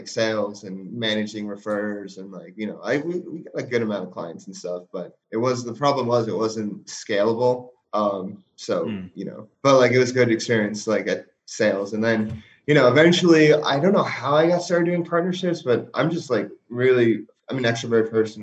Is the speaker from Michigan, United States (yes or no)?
no; New Jersey, United States; moved away as an adult; now in Los Angeles, United States; I'm from New Jersey.